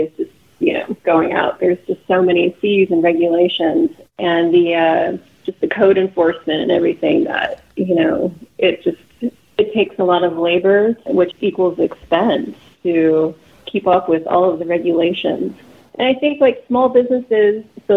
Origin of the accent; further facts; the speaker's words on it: Los Angeles, California, United States; also born or lived in Santa Cruz; now in Humboldt County, United States; I grew up mostly in Los Angeles